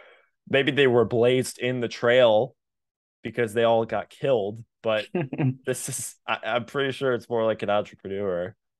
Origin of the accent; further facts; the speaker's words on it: Texas, United States; Because we're from Texas.